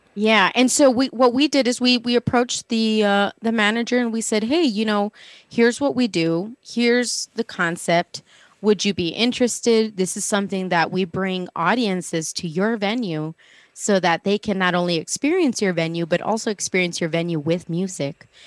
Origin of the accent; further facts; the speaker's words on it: El Paso, Texas, United States; moved away; I'm originally from El Paso, Texas